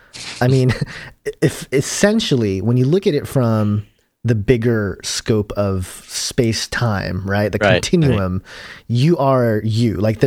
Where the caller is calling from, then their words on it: Cambridge, Minnesota, United States; I'm from Cambridge, Minnesota, by the way.